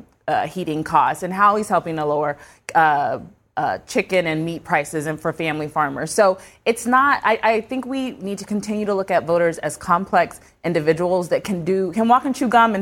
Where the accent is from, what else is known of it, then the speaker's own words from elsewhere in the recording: Ohio, United States; my home state, because it's such a diverse state. You have urban Cleveland, and you also have Chillicothe, what is Appalachia.